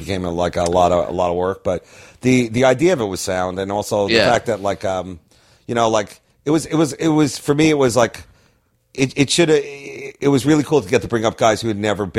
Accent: Long Island, New York, United States; moved away; I'm from Long Island, so, yeah. like, whenever I go back there and do shows, I immediately snap into, like, my Long Island humor

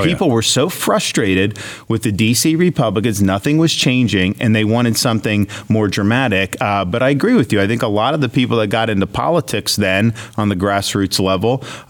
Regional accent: Florida, United States; Well, just think about we're in Texas, right? I'm from Florida.

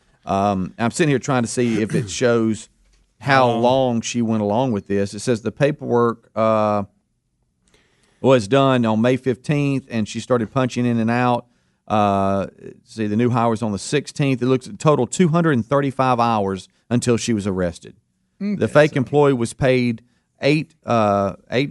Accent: Pascagoula, Mississippi, United States; I'm from Pascagoula, Mississippi, right there on the line of Alabama and Mississippi in that general area

